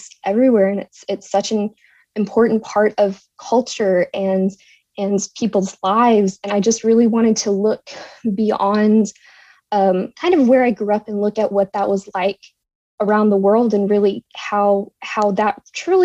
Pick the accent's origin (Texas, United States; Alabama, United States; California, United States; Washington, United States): Texas, United States; I'm from Texas